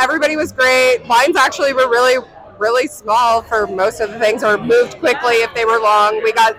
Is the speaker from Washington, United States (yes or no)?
yes; Tacoma, Washington, United States; I'm from Tacoma, Washington.